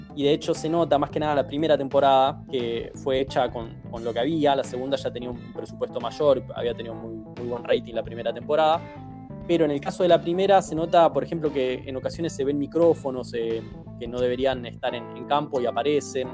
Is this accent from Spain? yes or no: no; Argentina; acá en la Argentina